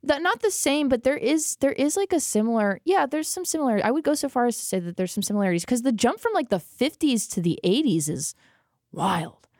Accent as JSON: {"language": "English", "country": "United States", "said": "As an American"}